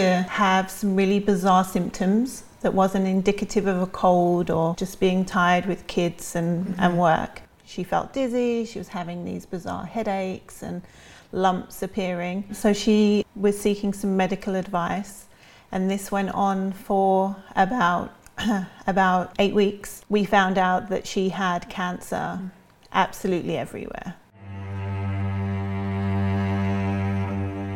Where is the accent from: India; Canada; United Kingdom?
United Kingdom; England; now in Sierra Madre, United States; I'm originally from England, but now live in Sierra Madre, California, with my husband and my 5 children